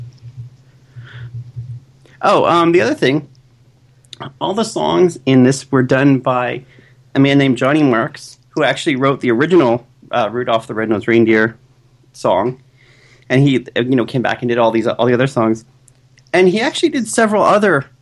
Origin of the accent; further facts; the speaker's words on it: Canada; growing up in Canada